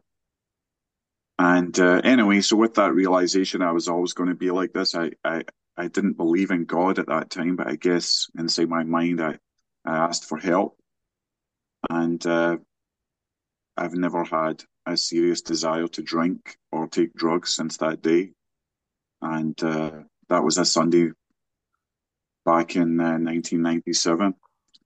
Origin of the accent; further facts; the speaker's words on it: Scotland, United Kingdom; now in West Virginia, United States; I'm located in Virginia. I'm not from here originally, of course. I'm from Scotland